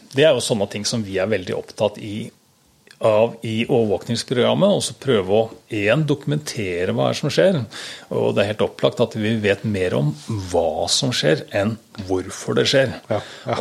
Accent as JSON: {"language": "Norwegian", "town": "Sandefjord", "region": "Vestfold", "country": "Norway", "tie": "born or raised there", "moved": "yes", "said": "Jeg kommer opprinnelig fra Sandefjord."}